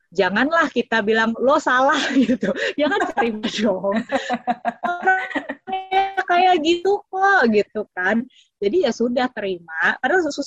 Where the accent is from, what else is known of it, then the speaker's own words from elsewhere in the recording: Papua New Guinea; Indonesian is a second language; karena saya memang gede di PNG ya itu kan people is our number one priority right.